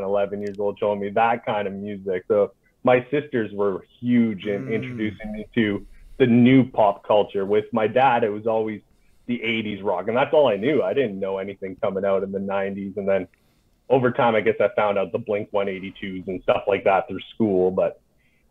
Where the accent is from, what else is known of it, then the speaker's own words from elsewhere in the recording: North Bay, Ontario, Canada; moved away as an adult; also born or lived in Hull, Quebec; now in Gatineau, Canada; I lived in North Bay, Ontario, is where I grew up all my life till I became 18